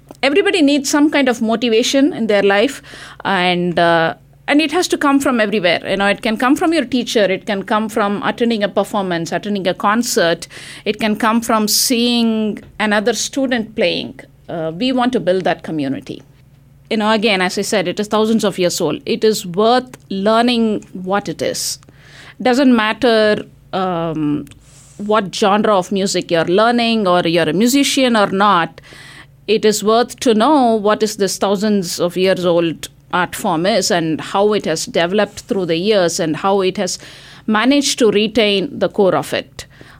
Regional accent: India; now in United States; I moved from India, you know, and we made a choice to come and live here.

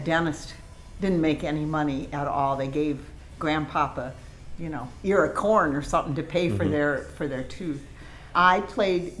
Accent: northwest Iowa, United States; I was born in a town of 220 people in northwest Iowa.

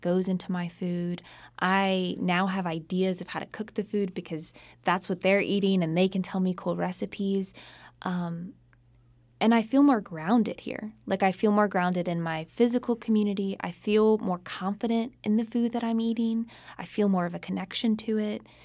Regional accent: Charlotte, North Carolina, United States; I grew up in Charlotte, North Carolina

